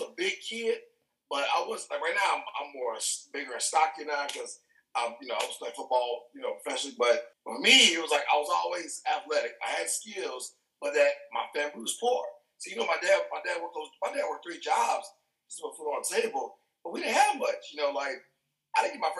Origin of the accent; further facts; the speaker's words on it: Chicago area, Illinois, United States; I was born in Chicago. I was born outside of Chicago. And then when I turned 8 years old, my neighborhood got really, really bad.